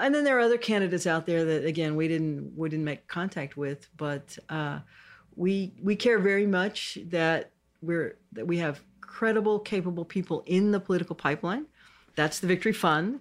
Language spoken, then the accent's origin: English; Houston, Texas, United States; I grew up in Houston. I'm a native Houstonian